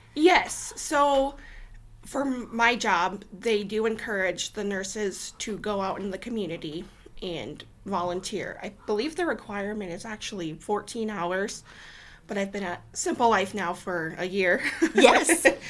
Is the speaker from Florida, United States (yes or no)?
no; Sergeant Bluff, Iowa, United States; also born or lived in Sioux City, Iowa; I was born and raised in Sioux City. My family lived in Sergeant Bluff for a good 10 years, so that's um, where I spent a good majority of my childhood and teenage years growing up